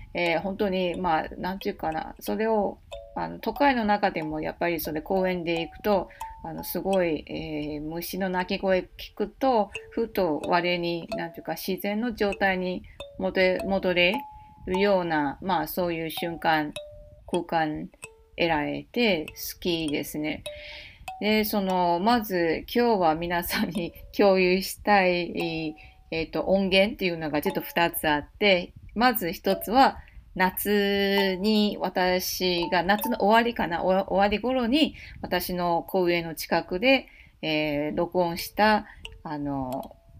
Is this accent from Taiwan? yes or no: yes; Taipei, Taiwan; now in Osaka, Japan; 台北、台湾台北の中心部生まれ育ちなので